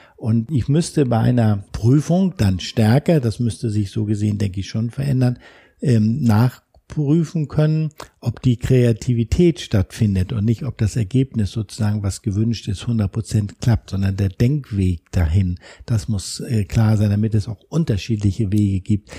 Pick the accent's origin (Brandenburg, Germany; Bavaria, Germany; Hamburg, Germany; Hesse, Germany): Hamburg, Germany; wir machen hier als Hamburger beispielsweise unseren Schwanpolizisten